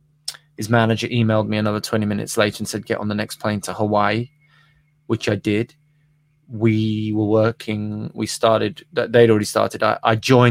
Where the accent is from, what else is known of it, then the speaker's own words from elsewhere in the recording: Birmingham, West Midlands, United Kingdom; also born or lived in Los Angeles; now in London, United Kingdom; I'm a boy from Birmingham